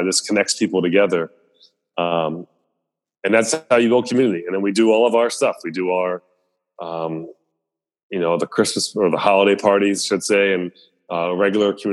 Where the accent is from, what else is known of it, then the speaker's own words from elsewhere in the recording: Columbia, Maryland, United States; growing up in Columbia, where it was super diverse